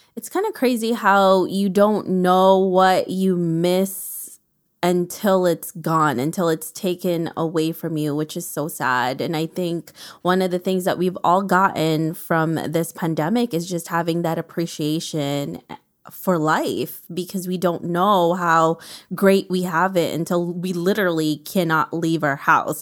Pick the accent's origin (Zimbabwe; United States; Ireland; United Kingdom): United States; New York City, New York; I'm from New York City